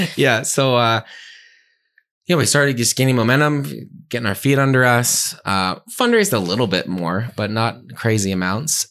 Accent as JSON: {"language": "English", "region": "Pennsylvania", "country": "United States", "tie": "born or raised there", "said": "I grew up in Pennsylvania, church going, family going to Mass"}